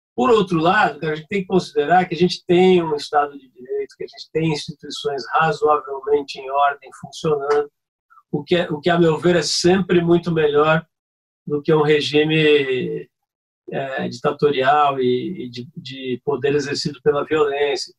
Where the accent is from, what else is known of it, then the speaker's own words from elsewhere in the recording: São Paulo, Brazil; eu saí de São Paulo, fui parar no Rio de Janeiro com a minha família